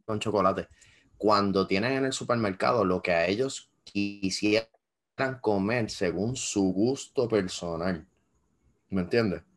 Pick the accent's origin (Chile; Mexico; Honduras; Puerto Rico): Puerto Rico; en Puerto Rico piensan que somos un país desarrollado